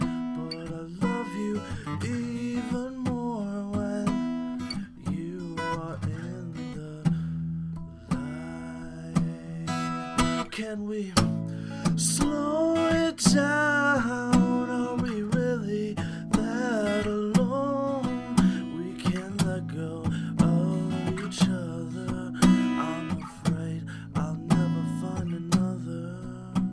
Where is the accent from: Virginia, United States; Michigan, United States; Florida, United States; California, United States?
Michigan, United States; Goodrich; moved away as an adult; now in Mount Pleasant, United States; I've played back at home in my hometown